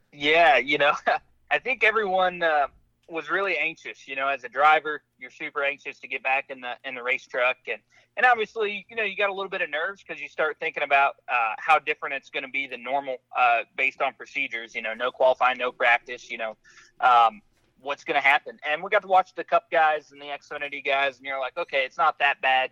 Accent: St. Louis, Missouri, United States; growing up in Missouri, right there on the Mississippi, uh, in St. Louis

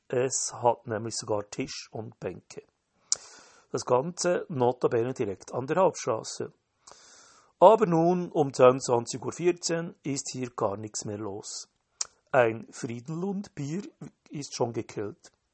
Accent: Switzerland; Als Schweizer hat man das Wandern in den Genen

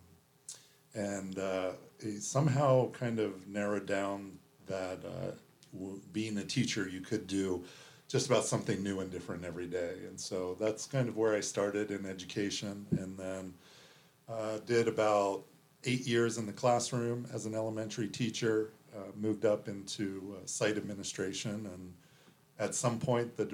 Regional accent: D.C., Maryland, United States; also born or lived in Jacksonville, Florida; I grew up on the East Coast, right outside of Washington, D.C. in Maryland

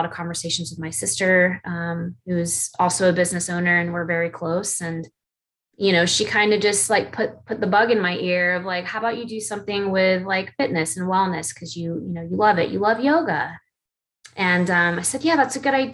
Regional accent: Atlanta, Georgia, United States; I'm from Atlanta, Georgia, still live here

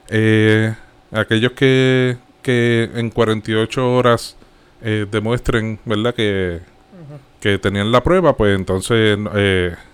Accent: Puerto Rico; Como buen boricua.

